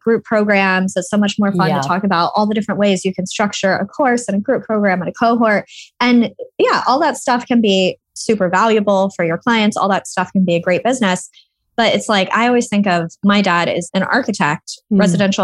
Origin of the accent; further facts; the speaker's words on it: Austin, Texas, United States; moved away as an adult; now in United Kingdom; I'm originally from Austin. That's right. Austin, Texas.